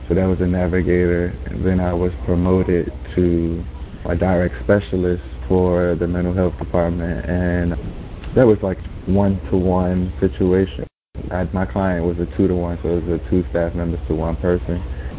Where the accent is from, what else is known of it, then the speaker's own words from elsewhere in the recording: Calvert County, Maryland, United States; also born or lived in Washington, D.C.; So I moved from Washington, D.C. to stay with my aunt in Calvert County, me and my 2 brothers.